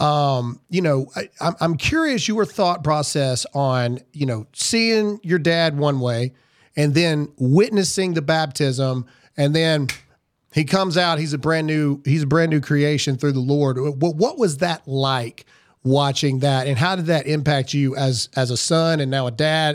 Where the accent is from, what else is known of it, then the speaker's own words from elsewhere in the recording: Lowndes County, Mississippi, United States; I'm from Lowndes County, Mississippi